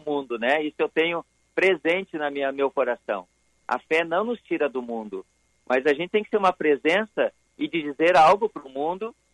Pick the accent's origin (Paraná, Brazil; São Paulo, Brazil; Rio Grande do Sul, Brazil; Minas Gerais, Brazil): Rio Grande do Sul, Brazil; Sapucaia do Sul; eu sou de Sapucaia